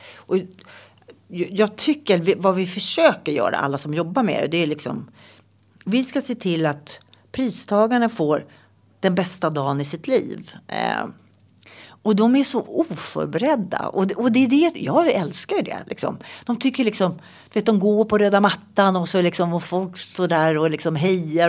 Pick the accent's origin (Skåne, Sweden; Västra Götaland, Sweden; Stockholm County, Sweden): Stockholm County, Sweden; Nacka; also born or lived in Tullinge; Jag var i alla fall nio tror jag när jag flyttade till Nacka